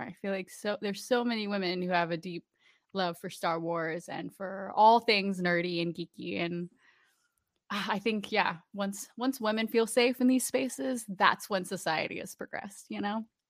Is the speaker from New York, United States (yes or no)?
no; Orlando, Florida, United States; I grew up in Orlando